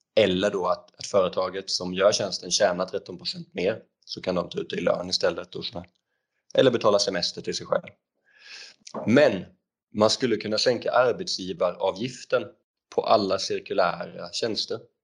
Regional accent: Växjö, Kronoberg County, Sweden; moved away as an adult; jag är född 92 i Småland, i Växjö och pluggade elektriker i gymnasiet och sen så flyttade jag ner hit

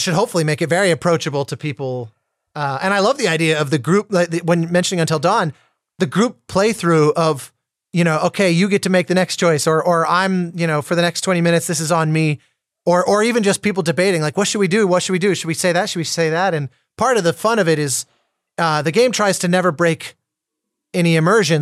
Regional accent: Colorado, United States; as a kid growing up in Colorado

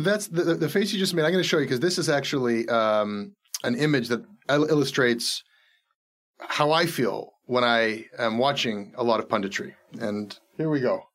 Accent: Canada; as a Canadian citizen.

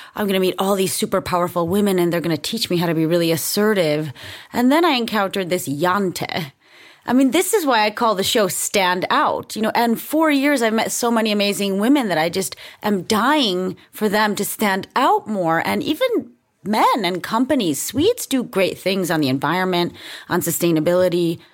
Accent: United States; also born or lived in Denmark / Sweden; as an American

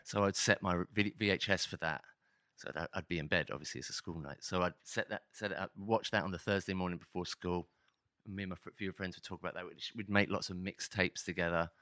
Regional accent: Hitchin, East of England, United Kingdom; moved away; also born or lived in London; I was from a l, a small town just north of Hitch, uh, north of London called Hitchin

